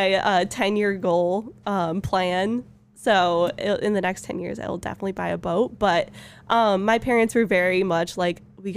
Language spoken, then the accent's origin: English; Tawas City, Michigan, United States; I grew up in Tawa